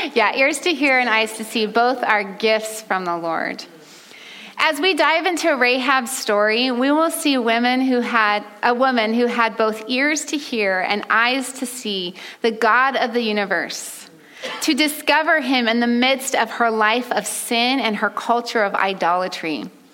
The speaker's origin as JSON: {"language": "English", "region": "California", "country": "United States", "moved": "yes", "lives_now": "Oregon, United States", "said": "I'm from California, the sunshine state"}